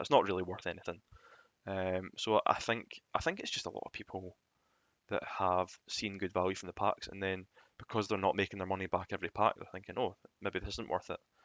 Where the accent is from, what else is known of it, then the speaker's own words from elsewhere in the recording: Scotland, United Kingdom; being Scottish